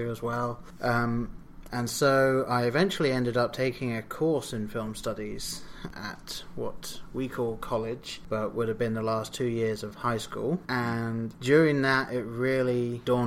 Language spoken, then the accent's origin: English; England, United Kingdom; I grew up in England, and I've been in England for almost all my life.